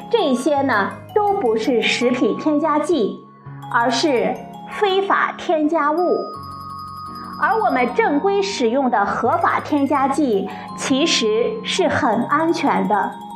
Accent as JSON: {"language": "Chinese", "country": "China", "said": "最早是由我们中国人发现的"}